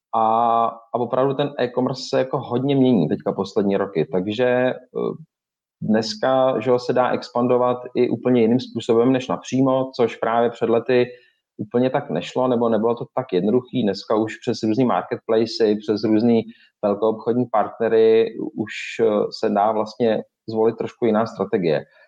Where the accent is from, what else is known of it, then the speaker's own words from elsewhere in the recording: Czechia; samozřejmě jsme Češi